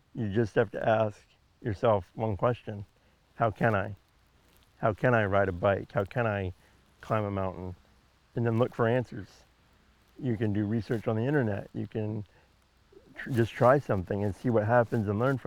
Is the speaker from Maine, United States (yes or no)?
yes; Patten, Maine, United States; when I was growing up in Patton. We lived in the woods